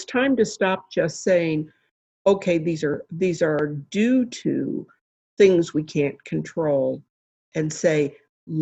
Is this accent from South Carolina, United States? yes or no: no; West Virginia, United States; now in Buffalo, United States; I grew up in West Virginia